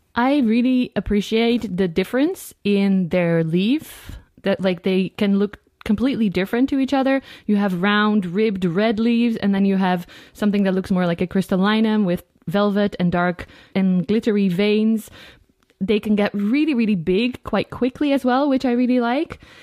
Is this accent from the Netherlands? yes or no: yes; Netherlands; I'm also a yoga teacher and I'm from the Netherlands